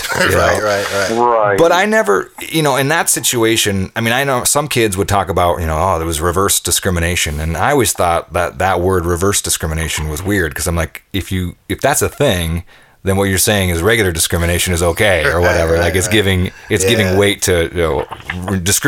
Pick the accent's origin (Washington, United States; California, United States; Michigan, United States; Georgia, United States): Washington, United States; Tacoma; I grew up here in the Pacific Northwest, you know, from born and raised in Tacoma